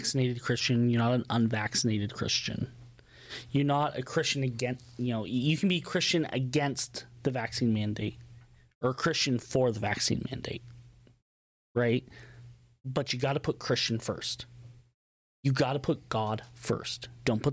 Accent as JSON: {"language": "English", "town": "Seattle", "region": "Washington", "country": "United States", "said": "I come from Seattle."}